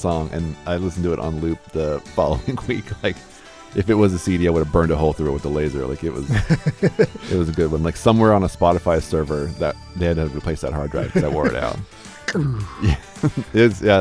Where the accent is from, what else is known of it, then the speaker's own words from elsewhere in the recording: California, United States; moved away; being from California